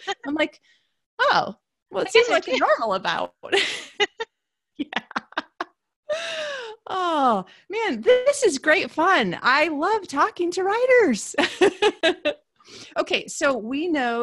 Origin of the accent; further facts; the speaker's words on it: Michigan, United States; I'm from Michigan